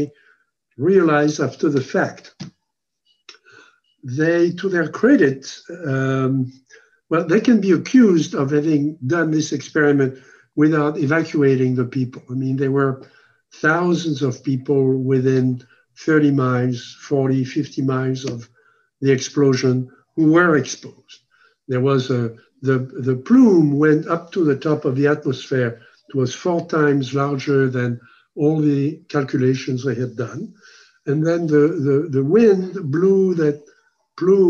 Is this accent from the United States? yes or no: no; France; moved away; I was born in France